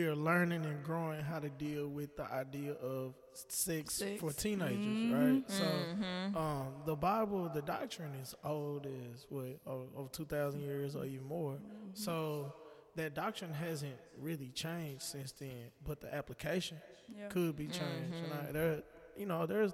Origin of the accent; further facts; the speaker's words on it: Dallas, Texas, United States; also born or lived in Denton, Texas; get out of college and come back to Dallas, and I came from Denton, so I wasn't too far. But coming back home